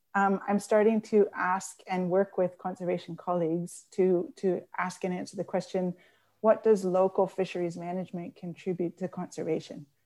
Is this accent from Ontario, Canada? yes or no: no; Newfoundland and Labrador, Canada; moved away; I'm a Newfoundlander, and I grew up, um, during the collapse of the cod stocks.